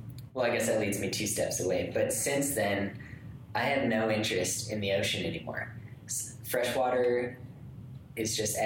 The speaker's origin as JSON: {"language": "English", "town": "Akron", "region": "Ohio", "country": "United States", "tie": "born or raised there", "also_born_or_lived": "Chicago", "moved": "as an adult", "said": "I was born and raised outside of Akron, Ohio. And then moved. I wanted to go to the city, but didn't want to go to New York City. And so ended up in Chicago for school"}